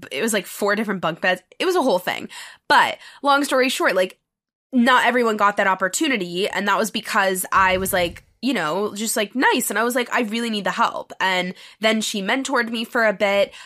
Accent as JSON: {"language": "English", "town": "New York City", "region": "New York", "country": "United States", "tie": "born or raised there", "also_born_or_lived": "Los Angeles, California", "moved": "as an adult", "said": "I'm from New York City, born and raised."}